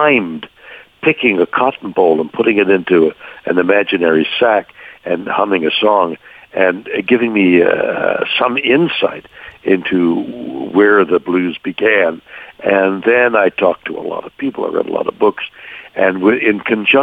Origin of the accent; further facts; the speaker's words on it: Montreal, Quebec, Canada; now in Los Angeles, United States; I'm a guy from Montreal, Canada. My musical education up there